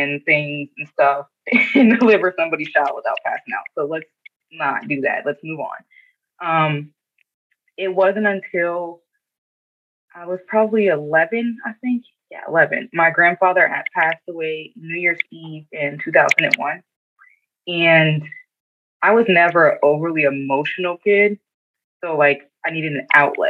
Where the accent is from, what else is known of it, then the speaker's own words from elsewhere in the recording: Erie, Pennsylvania, United States; Erie. Always an Erie girl.